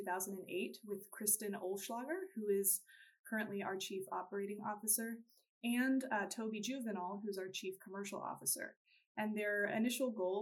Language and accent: English; Houston, Texas, United States; I'm originally from Houston, Texas